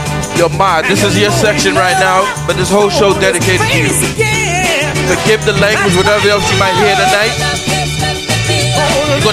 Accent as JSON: {"language": "English", "town": "New York City", "region": "New York", "country": "United States", "tie": "born or raised there", "said": "I'm from Queens, Beach 98th Street"}